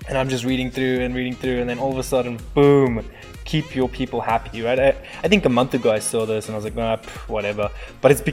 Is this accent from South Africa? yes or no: yes; South Africa; moved away as an adult; now in Colorado, United States; I'm a ginger from South Africa and I immigrated about 7 years ago. I am living in the States, Colorado